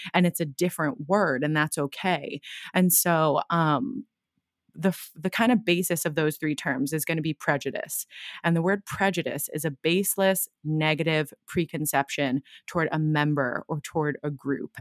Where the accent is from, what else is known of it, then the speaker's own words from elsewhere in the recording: Brick, New Jersey, United States; now in Brooklyn, United States; I grew up in a town called Brick in New Jersey by the shore